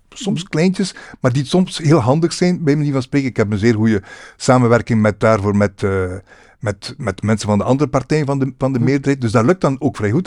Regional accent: Roeselare, Flanders, Belgium; moved away as an adult; also born or lived in Ghent area; now in Melle, Belgium; ik ben van West-Vlaanderen

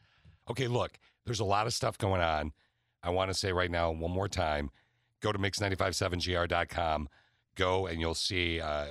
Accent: East Lansing, Michigan, United States; now in Grand Rapids, United States; where I grew up in East Lansing.

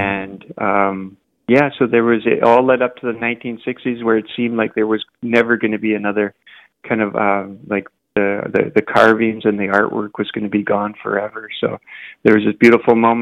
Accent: Haida Gwaii, British Columbia, Canada; also born or lived in Victoria; now in Vancouver, Canada; I grew up on Haida Gwaii

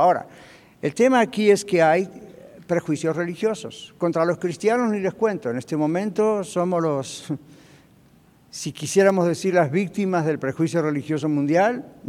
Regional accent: Argentina; moved away as an adult; now in United States; Cuando yo estaba en mi país de origen, en Argentina

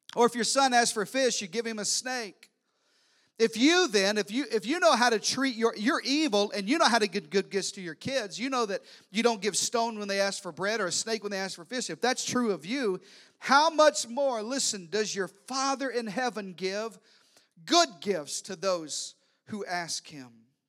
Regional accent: Arkansas, United States; I'm from Arkansas. I am related to everybody.

